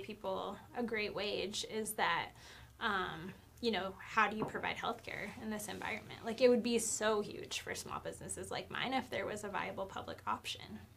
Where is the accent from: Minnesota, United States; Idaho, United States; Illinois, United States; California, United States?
Idaho, United States; Nampa; moved away as an adult; also born or lived in Missoula, Montana; my home state of Idaho and my hometown of Nampa in the 2C